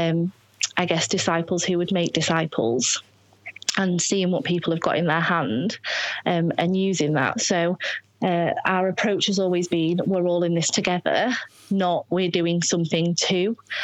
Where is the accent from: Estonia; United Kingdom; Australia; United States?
United Kingdom; Scunthorpe, Yorkshire and the Humber; moved away; I'm from Scunthorpe, we are foreigners in our community